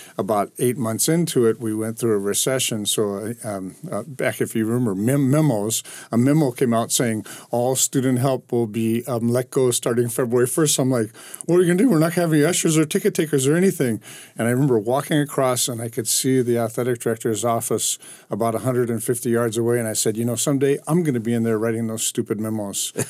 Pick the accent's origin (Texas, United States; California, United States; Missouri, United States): California, United States; Anaheim; also born or lived in Hawaii; I grew up in Anaheim